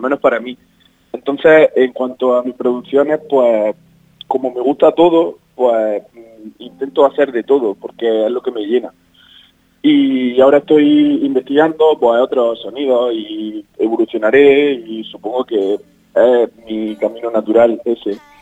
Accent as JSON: {"language": "Spanish", "town": "Linares", "region": "Andalusia", "country": "Spain", "lives_now": "Granada, Spain", "said": "yo soy de Linares."}